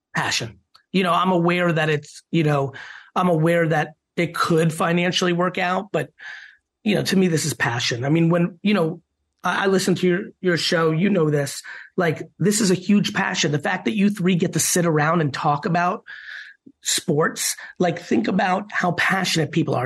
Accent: Queens and then New Jersey, United States; also born or lived in Soviet Union; growing up in Queens and then New Jersey

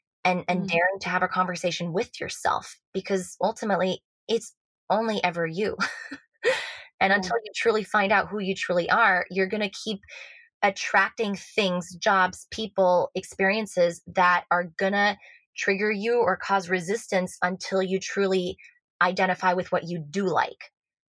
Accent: Switzerland; but I know I sound American, therefore I seem American, but I was born and raised in Switzerland. My mother's Lebanese, my dad's Swiss, but he grew up between Colombia and Venezuela. So I grew up with like multiple cultures, multiple languages.

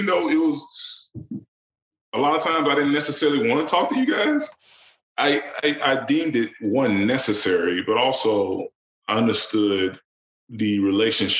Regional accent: Alabama, United States; moved away; me growing up in Kelsen, Alabama

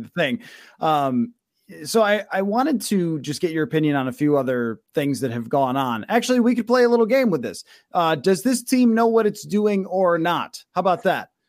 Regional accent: Buffalo, New York, United States; moved away; I am from Buffalo originally

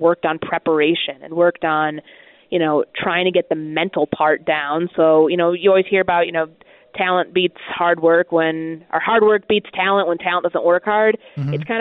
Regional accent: Chicago, Illinois, United States; I'm best friends with my high school friends, and I'm from Chicago

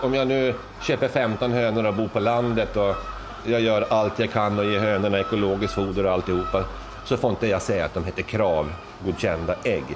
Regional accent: Luleå, Norrbotten County, Sweden; now in Österhaninge, Sweden; Jag är ju från Norrland, jag är ju Lulebo

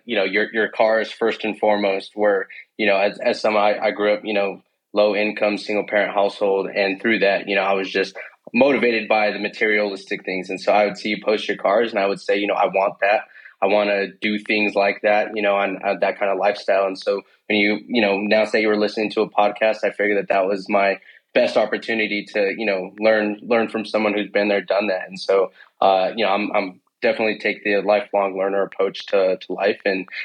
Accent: Denver, Colorado, United States; Born and raised in Denver, Colorado. Also currently where I reside today.

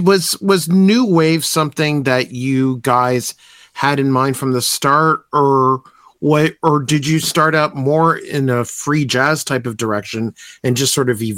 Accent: Thornhill, Ontario, Canada; I grew up in Thornhill. I lived in Thornhill for the first 23 years of my life on Romfield Circuit, which is off of Bayview Avenue.

